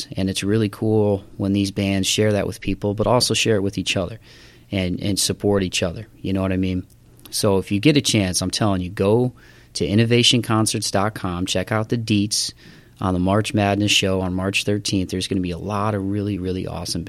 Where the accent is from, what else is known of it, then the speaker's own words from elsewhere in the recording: Toledo, Ohio, United States; my hometown of Toledo, Ohio